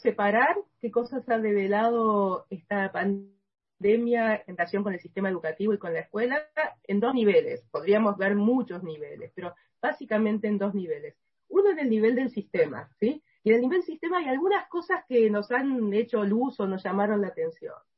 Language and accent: Spanish; Argentina; en mi país